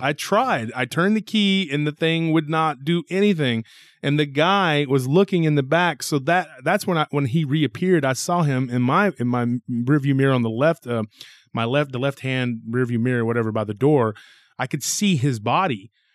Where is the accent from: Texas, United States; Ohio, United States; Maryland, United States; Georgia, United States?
Texas, United States; Taylor; moved away as an adult; also born or lived in South Austin, Texas; my hometown